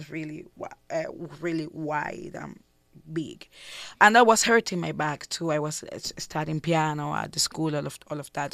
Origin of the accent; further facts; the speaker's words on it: Havana, Cuba; I was born in Cuba